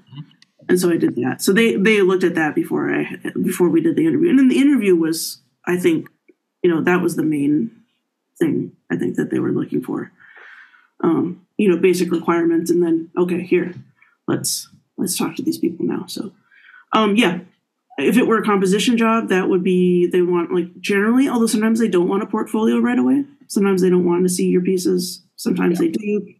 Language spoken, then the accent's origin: English; Miami, Florida, United States; now in Michigan, United States; anyway, I came from Florida, right? Miami.